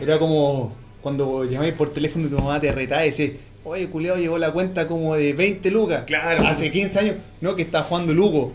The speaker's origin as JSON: {"language": "Spanish", "town": "Temuco", "region": "Araucanía", "country": "Chile", "tie": "born or raised there", "said": "soy de Temuco. Yo soy sureño"}